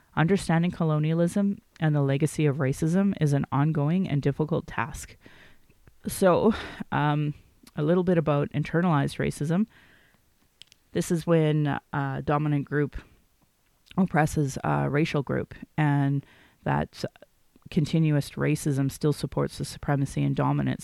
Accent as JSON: {"language": "English", "town": "Calgary", "region": "Alberta", "country": "Canada", "tie": "born or raised there", "said": "I was born in Calgary"}